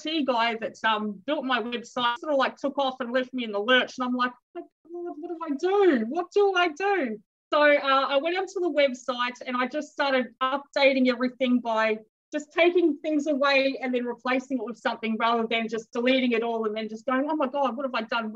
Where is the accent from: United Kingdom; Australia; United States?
Australia; Melbourne, Victoria; I'm actually born and raised in Melbourne